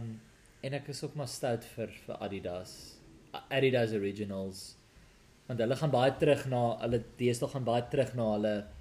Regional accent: South Africa; first language Afrikaans; moved away as an adult; now in United Kingdom

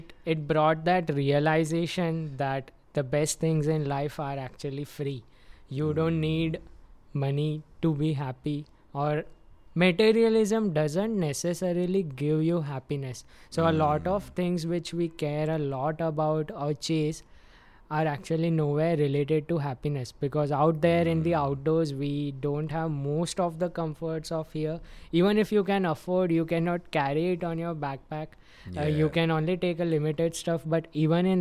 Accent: Mumbai, Maharashtra, India; growing up in Mumbai metropolitan region

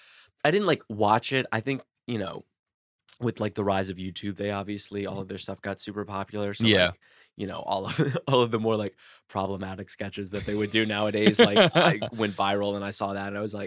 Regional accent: New Orleans, Louisiana, United States; I'm like from New Orleans. I just kind of like, I don't know, did typical Southern things like talk about like sports and whatnot down there.

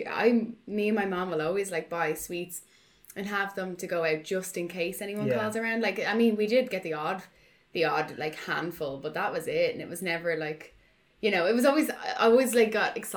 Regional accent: Ireland; we're Irish

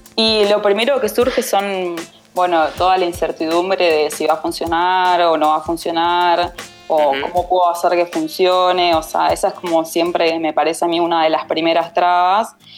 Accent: Paraná, Entre Ríos, Argentina; moved away as an adult; now in Buenos Aires, Argentina; soy de Paraná, Entre Ríos, eh, y vivo hace unos 11 años más o menos en Capital Federal.

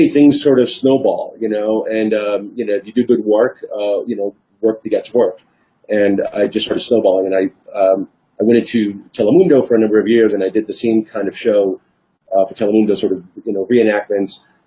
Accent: Hialeah, Florida, United States; also born or lived in New York City; I was born in New York City, raised in Miami, Hialeah, Florida

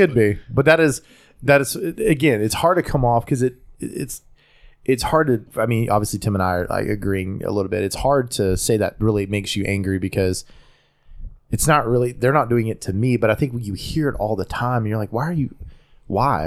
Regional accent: North Carolina, United States; accent: Southern; I'm an American born in America from North Carolina. So I'm, I'm going to have somewhat of an accent just from being in North Carolina in the South

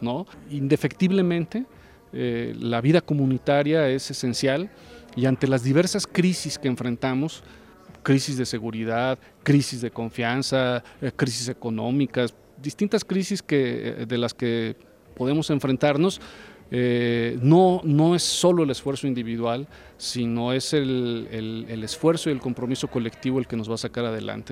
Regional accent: San Luis Potosí, Mexico; yo soy aquí vecino de San Luis Potosí

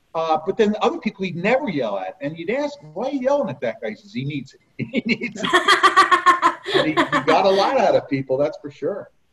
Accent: Harding, New Jersey, United States; we grew up in Harding, down by outside of Morristown

